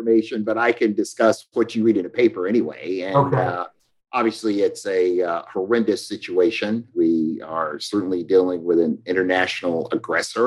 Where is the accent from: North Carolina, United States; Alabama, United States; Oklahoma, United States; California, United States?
Alabama, United States; Florence; I'm the youngest of seven. I'm from Florence, Alabama.